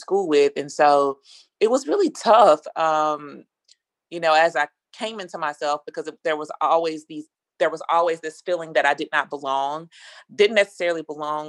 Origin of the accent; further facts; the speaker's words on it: Monroe, Louisiana, United States; also born or lived in Los Angeles / Baton Rouge; I was born in Los Angeles, raised in Louisiana after my mom and dad split